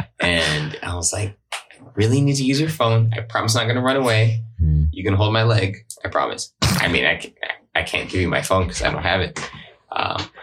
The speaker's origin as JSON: {"language": "English", "area": "Broward County", "region": "Florida", "country": "United States", "said": "I'm from Broward"}